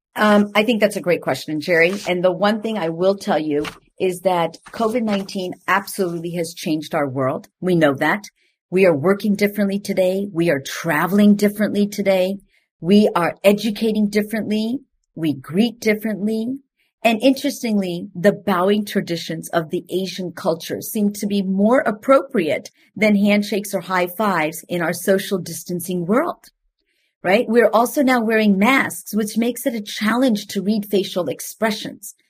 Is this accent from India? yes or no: yes; India; moved away; I am from India, and I, I am of a different background